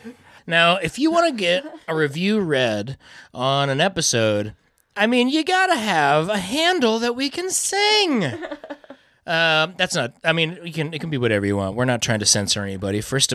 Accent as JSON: {"language": "English", "region": "Iowa", "country": "United States", "tie": "born or raised there", "said": "it's all we talk about is growing up in Iowa, hanging out, being band buds."}